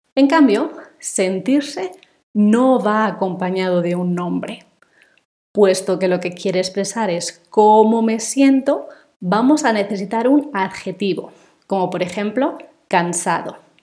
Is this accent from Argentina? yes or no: no; Spain; first language Spanish; moved away; nací en España me crié y estudié allí y he hablado español toda mi vida